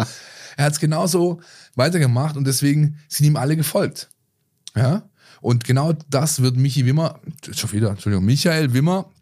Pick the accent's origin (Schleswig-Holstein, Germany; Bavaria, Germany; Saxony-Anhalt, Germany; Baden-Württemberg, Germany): Baden-Württemberg, Germany; the area of Löchgau; Ich komme aus der Ecke